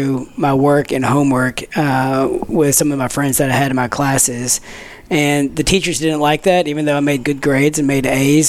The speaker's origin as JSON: {"language": "English", "town": "Tyler", "region": "Texas", "country": "United States", "tie": "born or raised there", "also_born_or_lived": "Waco / Austin", "said": "I am from Tyler, was not born here, but I've been here since I was 2.5, 3 years old. I went to preschool through high school here"}